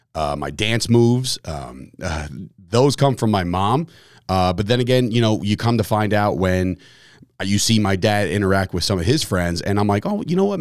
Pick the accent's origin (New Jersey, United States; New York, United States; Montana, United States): New Jersey, United States; Fords; also born or lived in Belleville, New Jersey / Woodbridge, New Jersey; I'm a Woodbridge guy. I'm a, I was born and raised in Fords, New Jersey